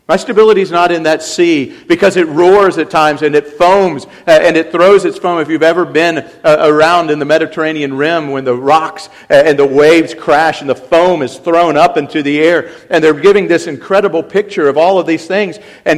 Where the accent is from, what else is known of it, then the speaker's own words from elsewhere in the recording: South Africa; Coming back again, as I was from South Africa